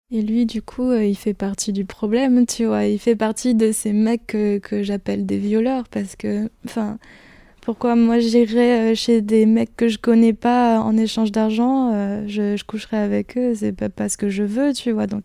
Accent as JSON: {"language": "French", "region": "Brittany", "country": "France", "tie": "born or raised there", "also_born_or_lived": "Philippines", "said": "Je suis née aux Philippines, je suis arrivée en France vers 5 ans, euh, en Bretagne, parce qu'apparemment je suis un petit peu bretonne, mais bon, euh, je ne suis, suis pas restée non plus euh, en Bretagne, je déménage beaucoup"}